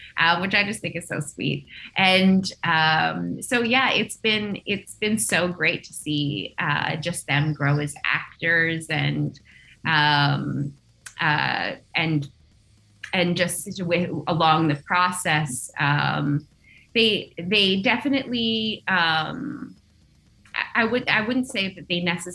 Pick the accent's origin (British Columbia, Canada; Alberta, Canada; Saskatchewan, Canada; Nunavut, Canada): Nunavut, Canada; I'm Inuk. I grew up in Nunavut